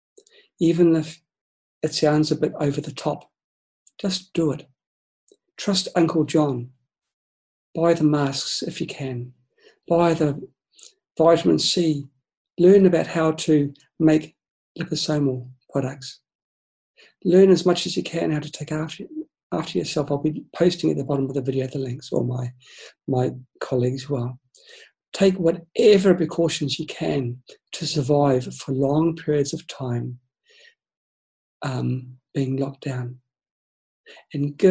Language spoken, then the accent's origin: English; New Zealand; moved away; I'm from New Zealand. My family, my friends, I've got a lot in New Zealand